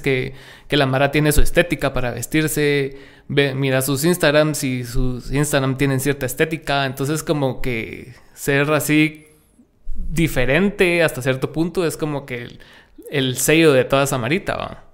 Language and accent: Spanish; Guatemala; estamos segmentados aquí como música guatemalteca